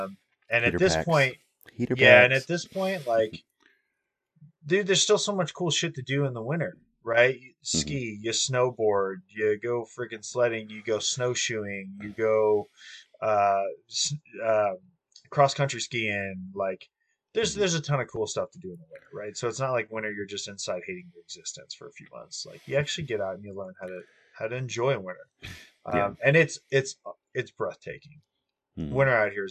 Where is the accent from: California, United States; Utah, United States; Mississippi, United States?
California, United States; Southern; moved away as an adult; also born or lived in Colorado; I grew up in Southern California pretty much my whole life